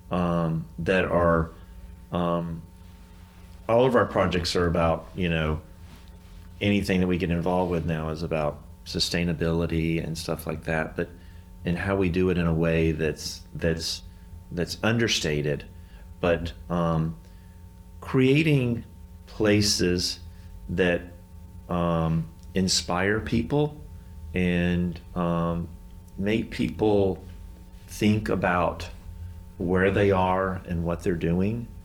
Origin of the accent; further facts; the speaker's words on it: the South, United States; We're from the South, and so we don't like confrontation.